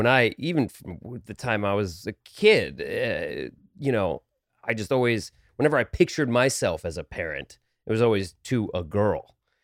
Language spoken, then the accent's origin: English; New Jersey, United States; They're still in the same house I grew up in New Jersey, Bergen County, middle class, you know, work, you know, blue-ish collar.